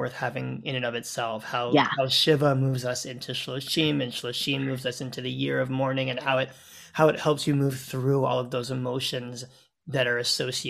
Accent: United States; moved away as an adult; now in Thornhill, Canada; I've lived in Canada now for 10 years, but I'm American, as you know, and Thanksgiving is one of the things that I really miss about the United States.

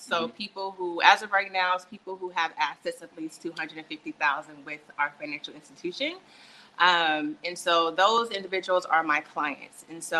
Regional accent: San Antonio, Texas, United States; But I am originally from San Antonio by way of military brat. I've lived everywhere.

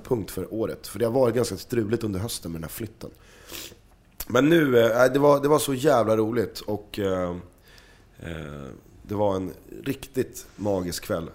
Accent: Stockholm, Stockholm County, Sweden; accent: Stockholm dialect; du låter för mycket Stockholm. Mm. Ehm, så att vi måste tona ner din Stockholmsdialekt

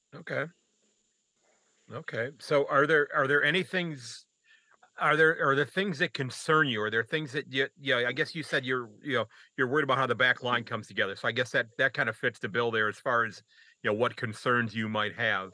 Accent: United States; as an American

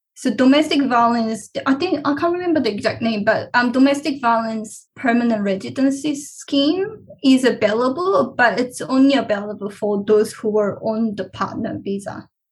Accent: Cheonan, South Chungcheong, South Korea; moved away as an adult; now in Australia; I was born and raised in Cheonan, South Korea. And then I came to Australia at the age of 18.

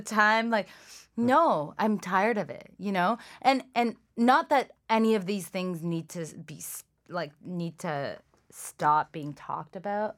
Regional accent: Toronto, Ontario, Canada; English is a second language; also born or lived in Iran / Scarborough, Toronto; we were in Scarborough for, like, a year, and then I moved to Etobicoke.

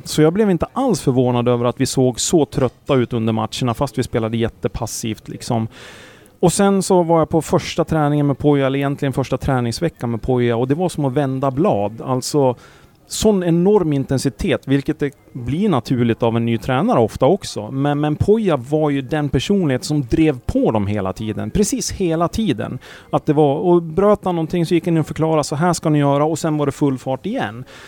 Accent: Sandviken, Gävleborg County, Sweden; jag är från Sandviken

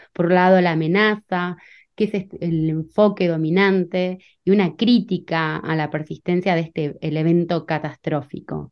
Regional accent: Argentina; also born or lived in Bariloche, Argentina / Lausanne, Switzerland; yo soy de Argentina

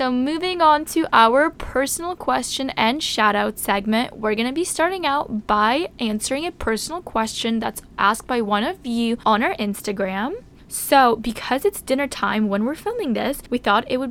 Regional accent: Toronto, Ontario, Canada; We're from Toronto

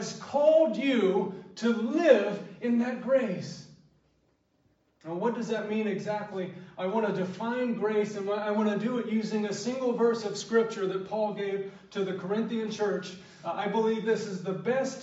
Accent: South Georgia, United States; I was born and raised in South Georgia

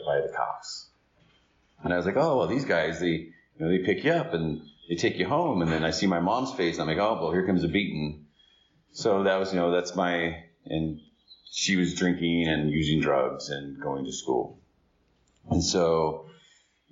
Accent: Riverside, California, United States; I was born in Riverside in 72

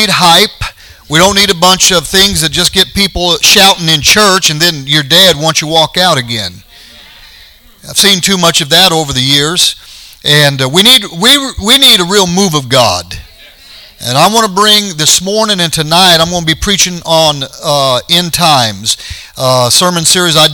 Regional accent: Colorado, United States; moved away; we're from Colorado

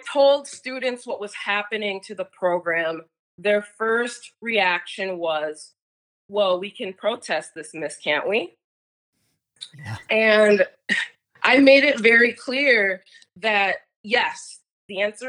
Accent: Minneapolis, Minnesota, United States; I'm from Minneapolis

